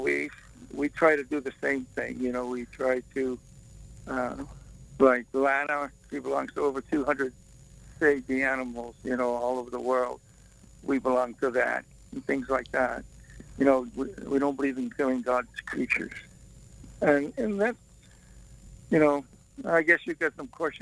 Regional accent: Boston, Massachusetts, United States; moved away; I'm from Boston

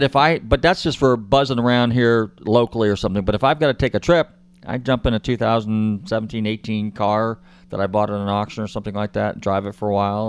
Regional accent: Marin County, Northern California, United States; now in Florida, United States; and I'm from Northern California, up in Marin County area

